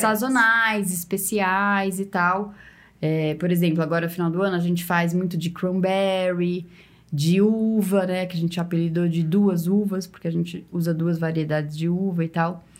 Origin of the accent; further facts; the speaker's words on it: São Paulo, Brazil; now in Ribeirão Preto, Brazil; eu que sou de São Paulo